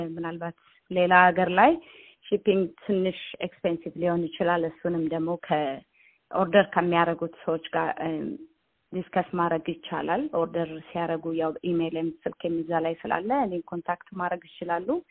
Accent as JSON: {"language": "Amharic", "country": "Ethiopia", "tie": "born or raised there", "moved": "as an adult", "lives_now": "Australia", "said": "ኢትዮጵያ ውስጥ ሁሉም ቤተሰቦቼ ቡናም ይነግዳሉ። እናቴ ቡና ነጋዴ ናት። በጣም የታወቁ ቡና ነጋዴዎችም ናቸው። በብዛት በሌላም ንግድ የተሰማራ ፋሚሊ ውስጥ ነው ያደግኩት።"}